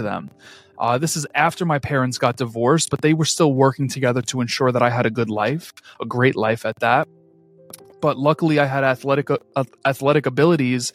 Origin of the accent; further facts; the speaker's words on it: New York City, New York, United States; I am just a born and raised New Yorker who inevitably caught the hustler spirit that fills my hometown streets